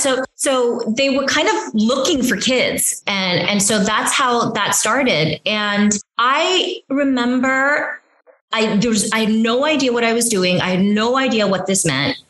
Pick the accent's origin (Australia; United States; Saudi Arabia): United States; Union City, California; moved away as an adult; also born or lived in South Korea / Los Angeles / New York; I grew up in Union City, you know, my parents, we all moved to this country from South Korea. I was five